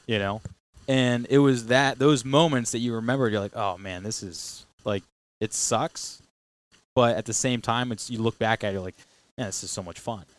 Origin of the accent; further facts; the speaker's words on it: Matunuck, Rhode Island, United States; I grew up down on Matuna Kea off of, um, Park Ave.